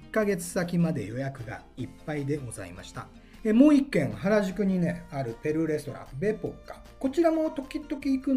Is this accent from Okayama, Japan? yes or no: yes; Okayama, Japan; moved away; 私岡山出身でございます